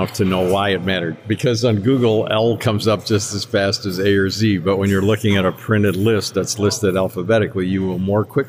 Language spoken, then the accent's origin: English; Chicago, Illinois, United States; also born or lived in Skokie; now in Ann Arbor, United States; I grew up in Chicago, South Side, North Side, and then Skokie, and I went to Niles North for high school, which is not a big claim to fame. I came to Ann Arbor to go to U of M